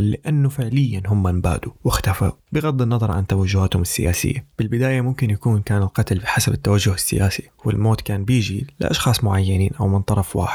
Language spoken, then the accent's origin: Arabic; Syria; moved away as an adult; من لما طلعت من سوريا بال 2012